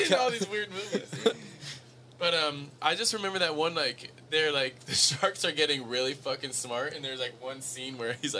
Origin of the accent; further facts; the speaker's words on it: South Africa; Listen, we're from South Africa, right?